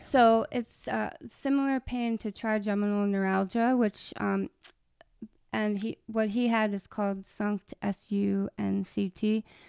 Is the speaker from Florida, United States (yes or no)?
no; Maryland, United States; I'm from Maryland, too